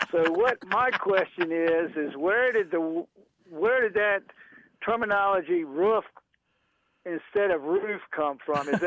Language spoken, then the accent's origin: English; Virginia Beach, Virginia, United States; I'm from Virginia Beach.